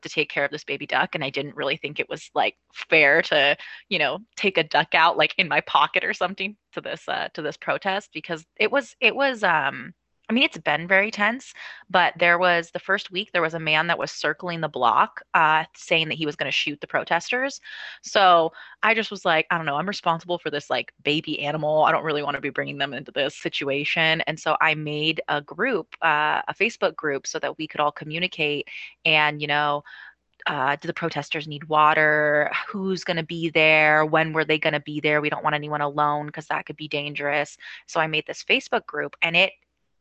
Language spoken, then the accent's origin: English; Ellensburg, Washington, United States; also born or lived in Sweden / Seattle / Bellingham; when I was 4 years old, my mom got a job at Central Washington University